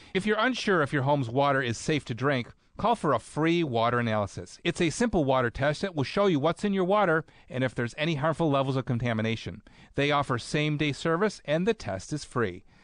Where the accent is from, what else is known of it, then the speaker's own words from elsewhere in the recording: Clarence, New York, United States; Clarence. That's my hometown.